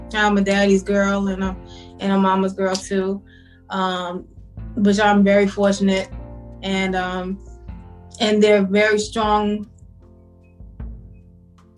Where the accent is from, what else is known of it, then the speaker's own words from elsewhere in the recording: New York City, New York, United States; I'm from Brooklyn, born and raised. Still here